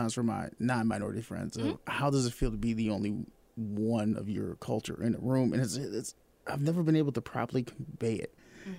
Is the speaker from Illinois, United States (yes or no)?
yes; Chicago, Illinois, United States; now in Peoria, United States; I come from Chicago.